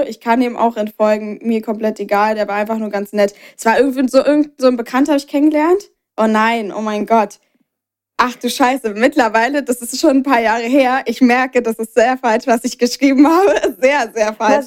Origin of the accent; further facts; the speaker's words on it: Berlin, Germany; bei uns in Berlin